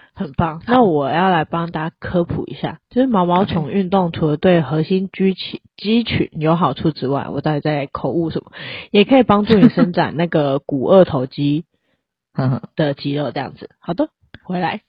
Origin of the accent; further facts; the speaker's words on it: Taiwan; 就是我们台湾人